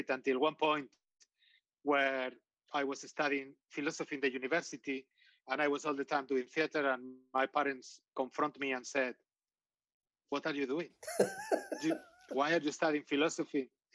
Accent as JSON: {"language": "English", "town": "Getxo", "region": "Basque Country", "country": "Spain", "tie": "born or raised there", "second_language": "English", "said": "I was born in a small town, and probably for the listeners will be like a suburb north of Bilbao"}